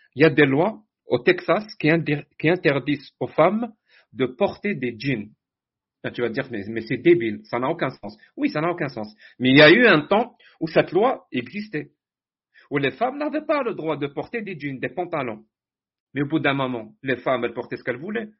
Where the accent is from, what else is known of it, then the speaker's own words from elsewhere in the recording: Algeria; moved away as an adult; now in Canada; je suis algérien